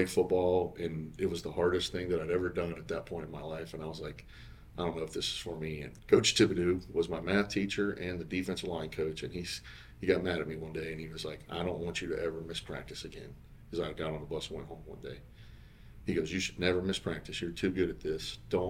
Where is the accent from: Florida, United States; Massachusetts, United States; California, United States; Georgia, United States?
Florida, United States; Bunnell; I'm from Bunnell, Florida